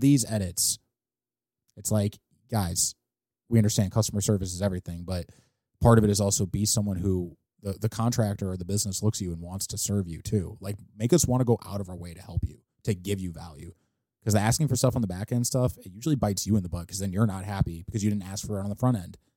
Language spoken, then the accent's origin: English; St. Louis, Missouri, United States; I was born on Southwest and Arsenal